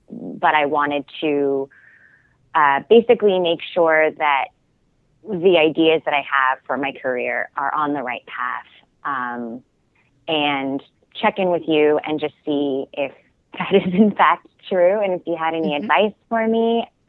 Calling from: New York, United States; I'm calling from New York.

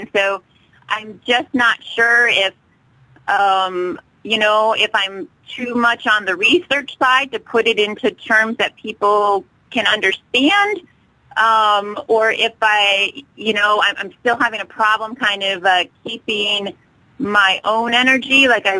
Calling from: Alaska, United States; I'm calling from Alaska.

